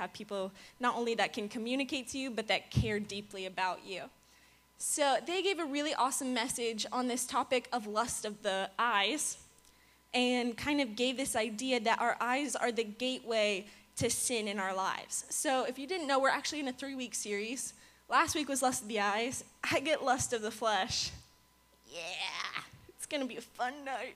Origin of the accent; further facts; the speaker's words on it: Virginia, United States; moved away as an adult; now in Florida, United States; I'm not from Florida. I'm from Virginia.